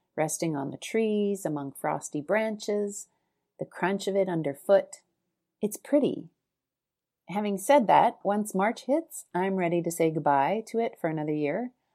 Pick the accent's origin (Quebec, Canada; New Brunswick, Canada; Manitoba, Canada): Manitoba, Canada; Winnipeg; I was born and raised in Winnipeg, Canada